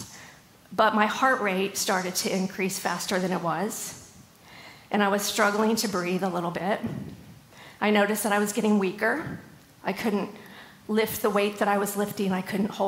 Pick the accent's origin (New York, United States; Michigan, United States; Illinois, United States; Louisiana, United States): Illinois, United States; Southern; moved away as an adult; also born or lived in Raleigh, North Carolina; now in North Carolina, United States; I grew up in Southern Illinois. At the age of 19, I moved out to Raleigh to work for American Eagle.